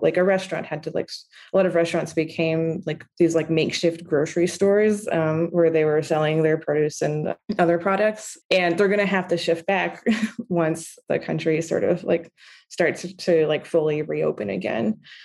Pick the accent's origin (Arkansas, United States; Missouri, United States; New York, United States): New York, United States; also born or lived in Beirut; I grew up in New York. I went to public schools